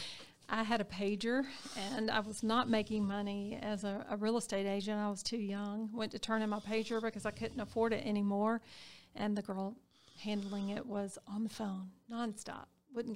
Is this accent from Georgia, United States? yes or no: yes; Harris County, Georgia, United States; I'm a Harris County girl. I was born and raised in Harris County